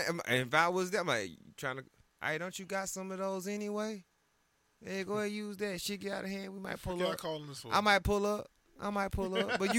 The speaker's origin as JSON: {"language": "English", "town": "Atlanta", "region": "Georgia", "country": "United States", "said": "I'm from Atlanta"}